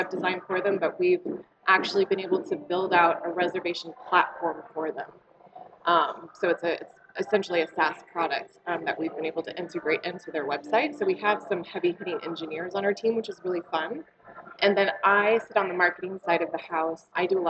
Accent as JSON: {"language": "English", "area": "Humboldt County", "region": "Northern California", "country": "United States", "tie": "born or raised there", "also_born_or_lived": "Sacramento / San Francisco / Seattle / Honolulu", "moved": "as an adult", "lives_now": "Montana, United States", "said": "So I'm originally from Northern California, a small little coastal town up in the Redwoods, in the Redwood Coast, just shy of the Oregon border. So that's where I grew up."}